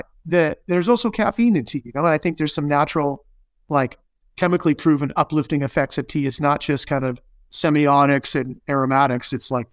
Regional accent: Arizona, United States; I grew up in Arizona

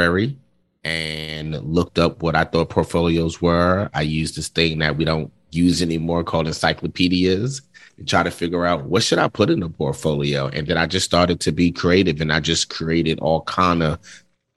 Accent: New York City, New York, United States; moved away; I grew up in Brooklyn, New York

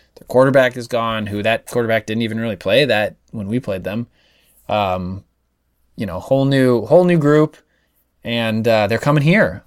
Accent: Nebraska, United States; I was from Nebraska

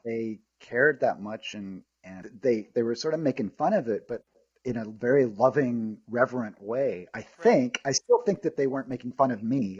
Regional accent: Norman, Oklahoma, United States; moved away; also born or lived in Los Angeles; I'm from Norman, Oklahoma, and I moved to LA to be a, a movie star

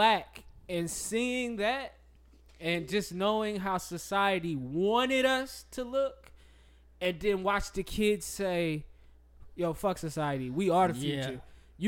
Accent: the South, United States; I'm a Southerner

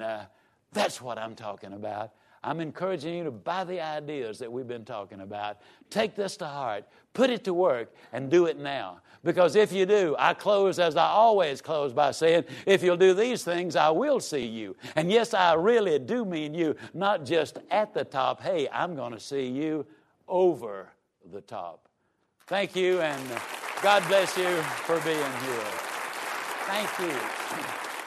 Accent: Yazoo City, Mississippi, United States; I was raised down in Yazoo City, Mississippi.

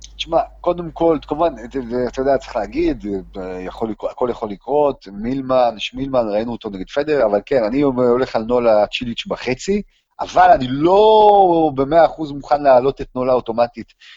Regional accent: Israel; אנחנו מישראל

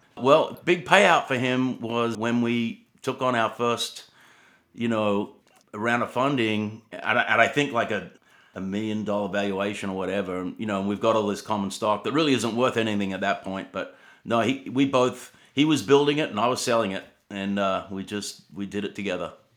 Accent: Sydney, New South Wales, Australia; moved away as an adult; also born or lived in Atlanta, Georgia; I was born in Australia actually, and you know, grew up in Sydney surfing

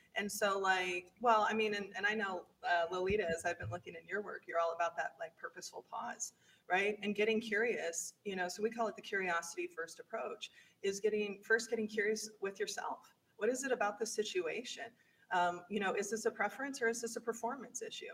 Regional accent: Midwest, United States; As a white woman in the Midwest, I was very much raised with the Midwest nice mentality

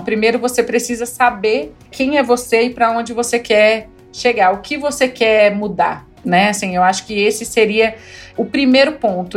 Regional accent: interior of Rondônia, Brazil; now in Brasília, Brazil; eu sou do interior de Rondônia, de uma cidadezinha aí de 6 mil habitantes

